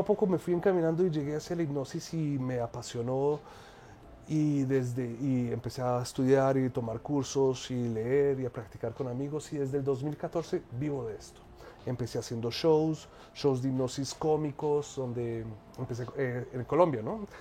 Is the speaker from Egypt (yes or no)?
yes; Egypt; moved away as an adult; also born or lived in France; yo soy egipcio y colombiano, nací en Egipto, soy, pues estudié negocios internacionales, terminé mi adolescencia en Egipto